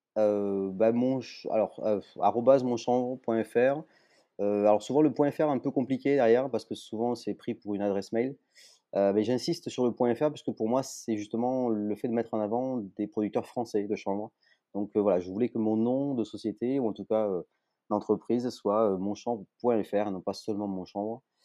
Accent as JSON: {"language": "French", "town": "Toulouse", "region": "Occitania", "country": "France", "said": "je suis toulousain"}